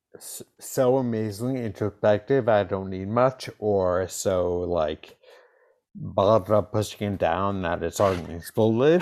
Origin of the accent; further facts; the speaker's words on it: East Coast, United States; I grew up on the East Coast